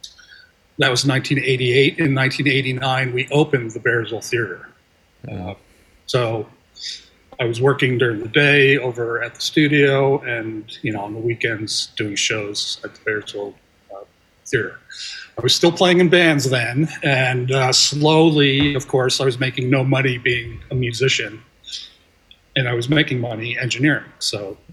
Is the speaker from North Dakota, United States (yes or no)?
no; New Jersey, United States; I grew up in New Jersey